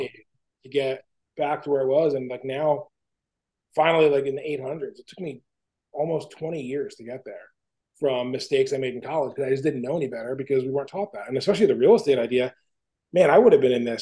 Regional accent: New Jersey, United States; we're two guys from New Jersey

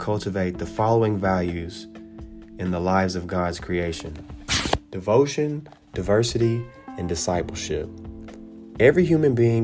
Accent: Nashville, Tennessee, United States; I am from Nashville, Tennessee

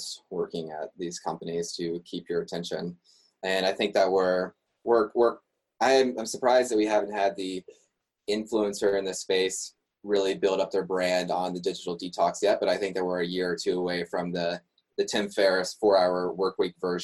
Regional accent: West Virginia, United States; moved away as an adult; now in Montreal, Canada; I grew up in West Virginia, had lived there for 21 years

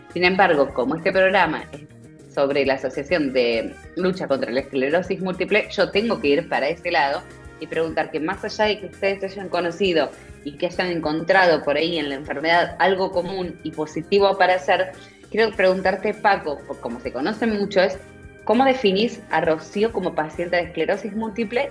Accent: Argentina; somos argentinos

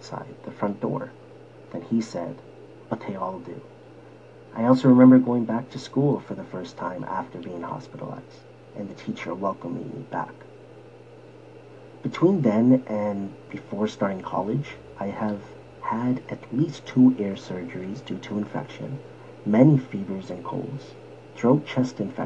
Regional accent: Toronto, Ontario, Canada; I was born in Scarborough, Ontario, many, many years ago.

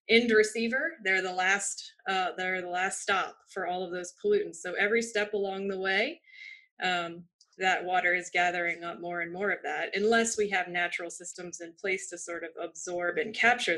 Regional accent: Virginia, United States; moved away as an adult; now in Florida, United States; I am originally from Virginia and I moved to Florida for graduate school

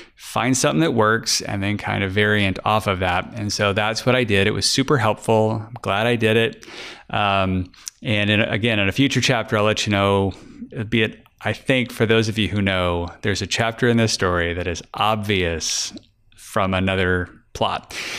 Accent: Fort Worth, Texas, United States; I'm from Fort Worth, and there was a place where the Texas Rangers play not far from me.

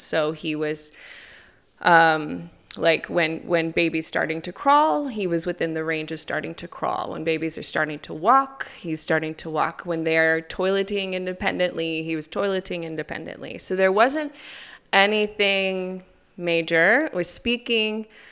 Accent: United States; moved away as an adult; now in Gulu, Uganda; I'm from America. Originally, I've been in Uganda for eleven years now, so in Gulu

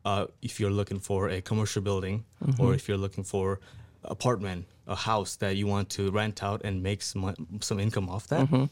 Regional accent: Nepal; now in Sioux Falls, United States; I'm originally from Nepal. I came here in 2011.

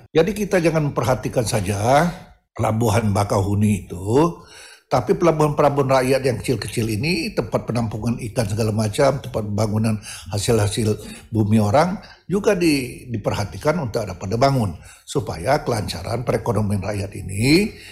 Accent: Kotabumi, Lampung, Indonesia; born there; Seperti stasiun di kelahiran saya di Kota Bumi, ya mohon diperhatikan

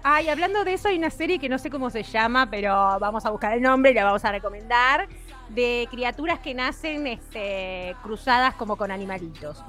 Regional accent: Libertad, San José, Uruguay; born or raised there

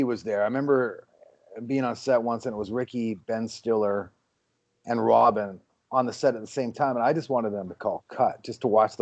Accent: Vancouver, British Columbia, Canada; now in Los Angeles, United States; I grew up in Vancouver where it rains, 200 days a year.

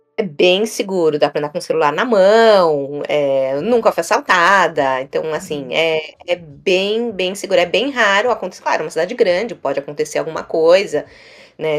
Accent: São Paulo, Brazil; moved away as an adult; now in New York, United States; eu sou de São Paulo

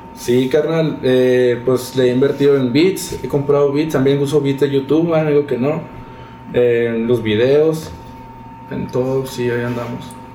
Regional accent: Chihuahua, Mexico; rapero de Chihuahua Capital

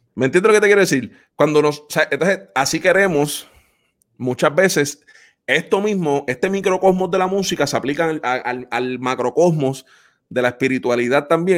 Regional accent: Puerto Rico; los que somos puertorriqueños y que nos gusta esa música, yo que crecí en el campo

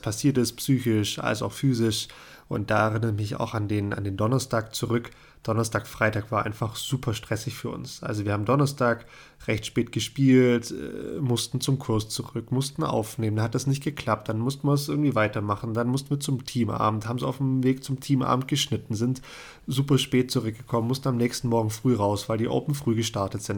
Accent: Germany; bei uns in Deutschland

